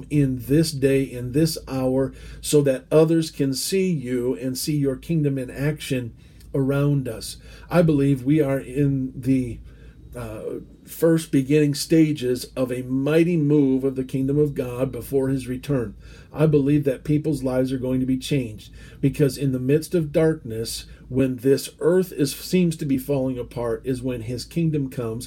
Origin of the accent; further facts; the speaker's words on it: United States; As an American